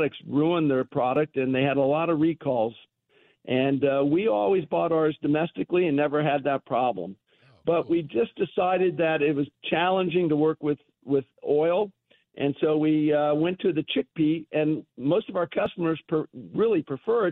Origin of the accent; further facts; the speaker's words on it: Cincinnati, Ohio, United States; moved away; I come from Cincinnati. I'm a Ohio Buckeye